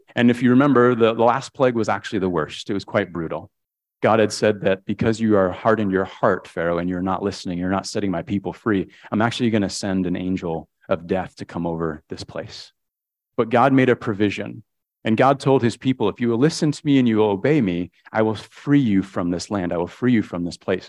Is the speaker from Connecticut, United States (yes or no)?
yes; Connecticut, United States; I grew up in Connecticut, uh, one of six kids.